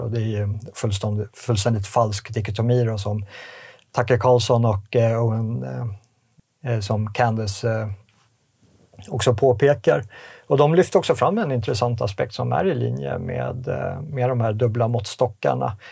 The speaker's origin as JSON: {"language": "Swedish", "country": "Sweden", "said": "vi som svenskar"}